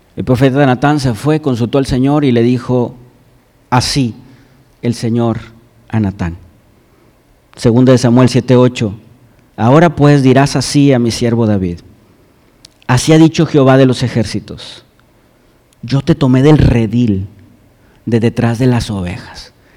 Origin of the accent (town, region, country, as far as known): Mexico